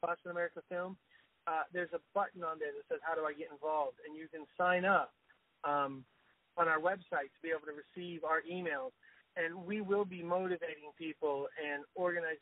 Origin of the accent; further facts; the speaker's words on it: Florida, United States; moved away; I'm from the South. I grew up in Florida